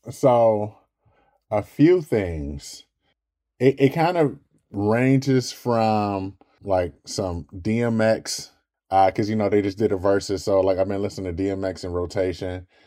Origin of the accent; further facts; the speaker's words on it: Detroit, Michigan, United States; growing up in Detroit